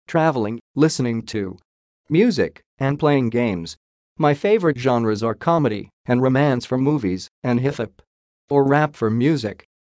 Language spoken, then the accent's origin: English; Bandung, West Java, Indonesia; I was born and raised in Bandung, West Java, Indonesia